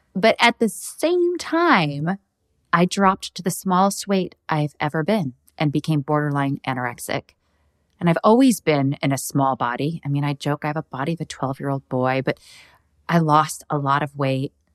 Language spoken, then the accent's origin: English; Midwest, United States; I grew up in the Midwest